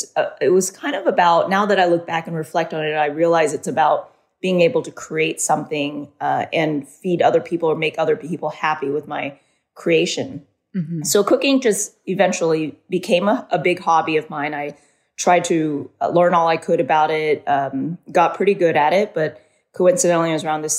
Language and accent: English; Southern California, United States; I was born in Southern California. I grew up as an only child